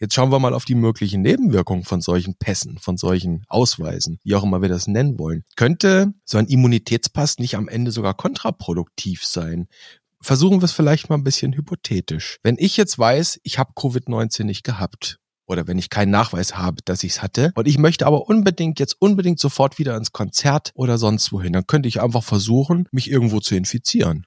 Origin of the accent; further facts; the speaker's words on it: Germany; Bei uns in Deutschland